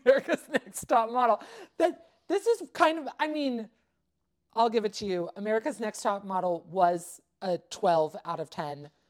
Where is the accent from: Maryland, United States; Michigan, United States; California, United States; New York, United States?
California, United States; Southern; I grew up in Southern California